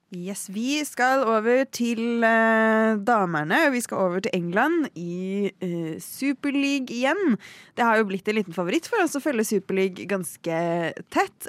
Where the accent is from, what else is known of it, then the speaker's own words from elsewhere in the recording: Norway; som nordmenn